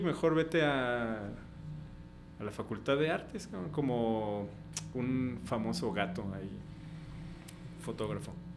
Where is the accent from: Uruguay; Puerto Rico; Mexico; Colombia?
Mexico; Comitán, Chiapas; moved away as an adult; also born or lived in Xalapa; Comitán, que yo dijera, ay, mi pueblo